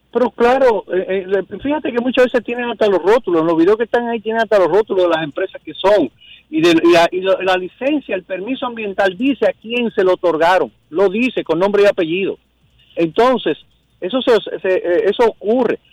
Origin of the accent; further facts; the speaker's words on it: Dominican Republic; Como ciudadano dominicano